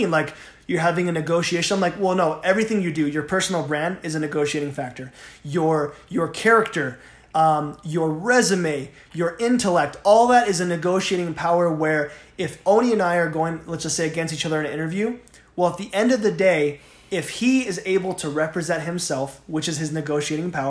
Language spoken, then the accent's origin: English; Southern California, United States; now in Utah, United States; I'm from Southern California. Yeah. I moved out here.